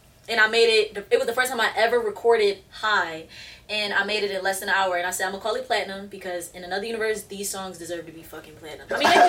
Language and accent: English; Philadelphia, Pennsylvania, United States; West Philly, born and raised in a playground. That's where I spent my days.